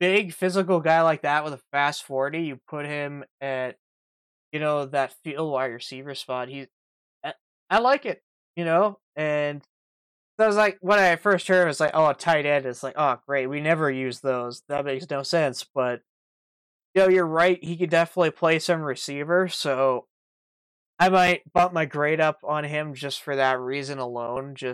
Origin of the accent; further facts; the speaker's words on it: Saskatchewan, Canada; I'm from Saskatchewan